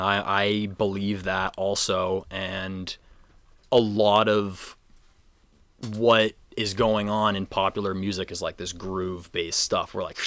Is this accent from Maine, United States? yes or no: yes; North Yarmouth, Maine, United States; I'm from North Yarmouth for sure.